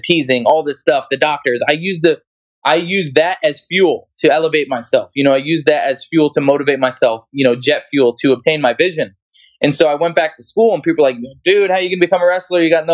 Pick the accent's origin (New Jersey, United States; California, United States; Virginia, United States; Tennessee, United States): New Jersey, United States; I'm from New Jersey where wrestling is like very like competitive.